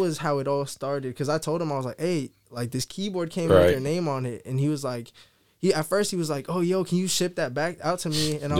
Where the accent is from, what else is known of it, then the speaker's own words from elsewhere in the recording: Sacramento, California, United States; also born or lived in Woodland, California; I was born in Woodland. Okay, raised in Sacramento, but I still went to high school in Woodland.